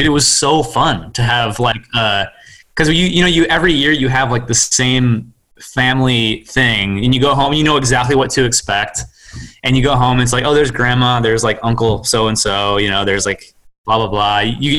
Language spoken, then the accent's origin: English; Racine, Wisconsin, United States; also born or lived in Indiana; now in Maryland, United States; because I'm from Racine, Wisconsin.